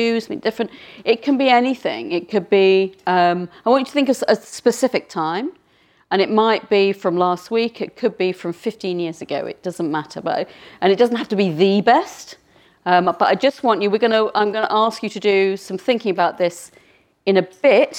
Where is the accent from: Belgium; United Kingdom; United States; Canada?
United Kingdom; being a Brit